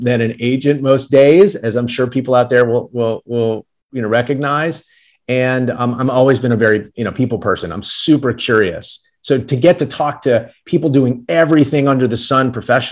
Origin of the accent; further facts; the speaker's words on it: New Orleans, Louisiana, United States; now in New York City, United States; I didn't grow up in New York. I grew up in New Orleans, Louisiana